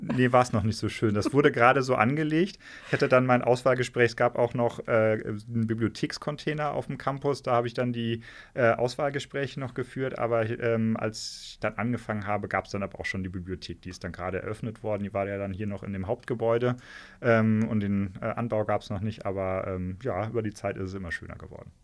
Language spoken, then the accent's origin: German; Hesse, Germany; moved away as an adult; also born or lived in Ruhr area / Marburg area / Taunus / London; now in Trier, Germany; meine Familie kommt aus dem Ruhrgebiet, ja. ähm, aber da sind wir ziemlich schnell äh, weggezogen. Deswegen bin ich in Hessen aufgewachsen